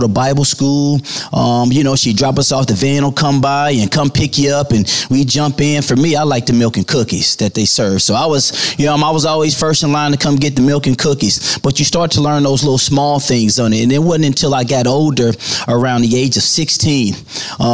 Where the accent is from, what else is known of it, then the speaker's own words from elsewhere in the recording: St. Louis, Missouri, United States; I grew up in St. Louis, Missouri